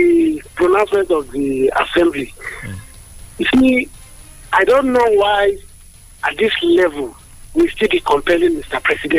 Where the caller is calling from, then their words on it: Abeokuta, Ogun State, Nigeria; I'm calling from Adigbe.